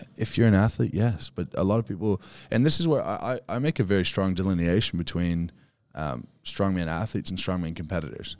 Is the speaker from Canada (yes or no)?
yes; Canada; moved away as an adult; now in Australia; I was moving back to Canada